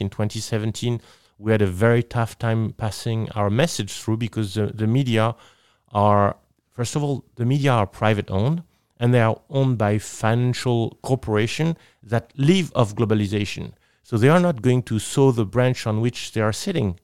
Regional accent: Nice, Provence-Alpes-Côte d'Azur, France; English is a second language; I am from Nice, which is in southeast of France

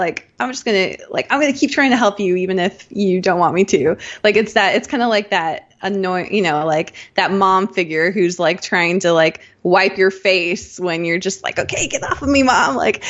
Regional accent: Rhineland-Palatinate, Germany; born there; I was born in Germany at near Ramstein Air Force Base. And we did two different tours there, and, you know, we did some tours in the US. So like I was constantly moving, with my family.

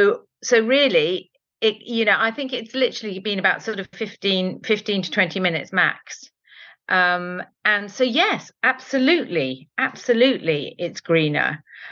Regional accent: Spain; born there; Fabada, which is something that I have loved since I was born in Spain.

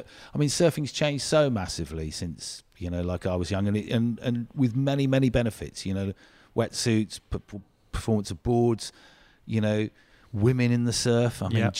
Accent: South West England, United Kingdom; So I grew up in the on Dartmoor, but my parents always used to take us to the beach.

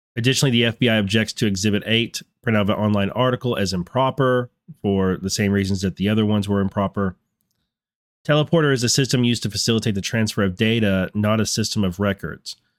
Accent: North Texas, United States; now in Virginia, United States; growing up in North Texas

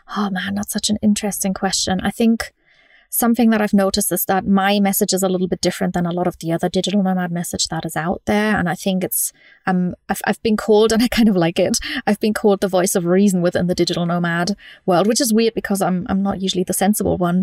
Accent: Munich, Bavaria, Germany; moved away; also born or lived in London; I grew up in Germany

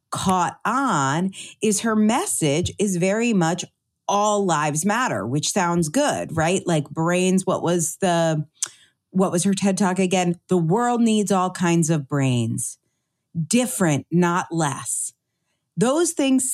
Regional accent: United States; growing up in Connecticut, New Jersey, New York

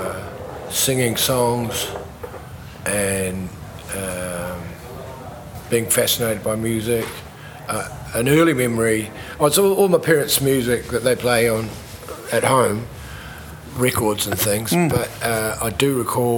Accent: New Zealand; also born or lived in Canada / Western Australia; I was born in Canada, and then my parents migrated out to New Zealand

